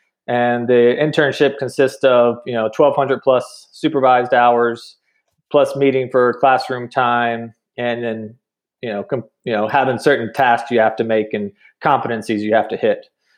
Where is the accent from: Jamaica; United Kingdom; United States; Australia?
United States; North Carolina; moved away as an adult; now in New Mexico, United States; So I'm mostly from North Carolina. My dad was military and he retired, ended up retiring in Fayetteville, Fort Bragg area.